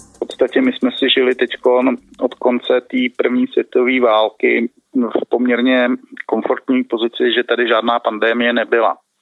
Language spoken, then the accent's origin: Czech; Liberec, Liberec Region, Czechia; now in Prague, Czech Republic; jsem z Liberce původně